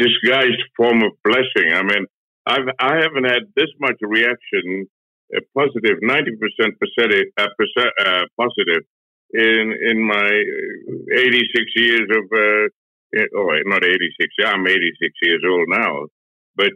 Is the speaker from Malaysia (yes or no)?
yes; Malaysia; now in Australia; I was brought up in Malaysia as a Sri Lankan, Malaysian-born Sri Lankan